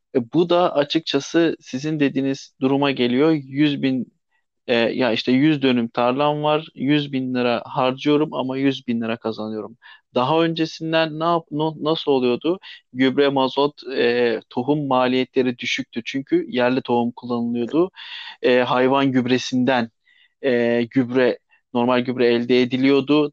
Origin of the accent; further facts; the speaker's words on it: Thrace, Turkey; Kendim e, Trakyalıyım. Kırklareli Edirne